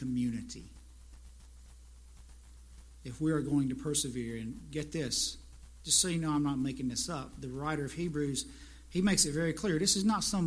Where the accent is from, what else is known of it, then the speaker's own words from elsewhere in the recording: South Carolina, United States; moved away; I just went to South Carolina, my hometown, a few weeks ago